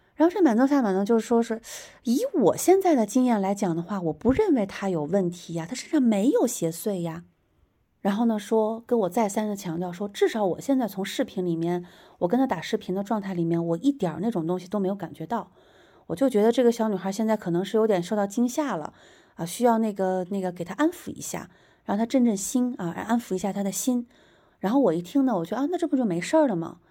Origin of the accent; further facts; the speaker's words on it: Hulunbuir, Inner Mongolia, China; moved away; also born or lived in Suzhou, Jiangsu; 他也跟我也是同样的一个地方的人，我们都来自呼伦贝尔